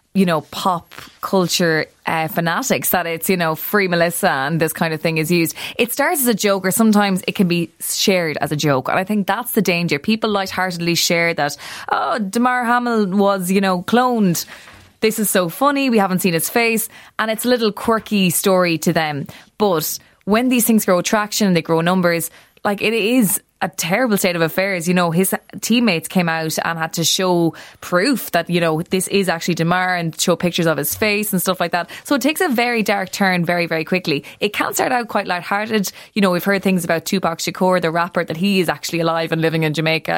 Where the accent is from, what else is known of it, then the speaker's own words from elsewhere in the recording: Ireland; it's about five million people on this little island of ours